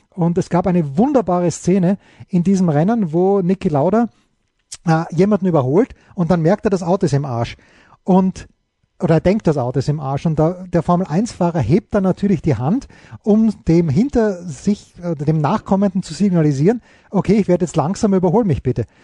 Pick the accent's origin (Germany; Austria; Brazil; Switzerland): Austria; als Österreicher hm, ist man natürlich sozialisiert worden, wenn man als junger Österreicher in den 70er Jahren noch wirklich jung und beeinflussbar war